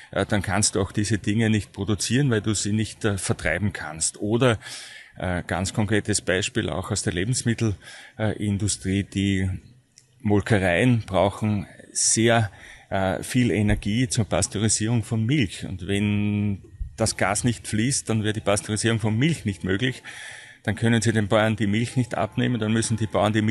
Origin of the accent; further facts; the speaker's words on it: Styria, Austria; nicht weit weg von meiner ursprünglichen Heimat, dem, dem Ausseerland. Und äh, dann ist es nach Graz gegangen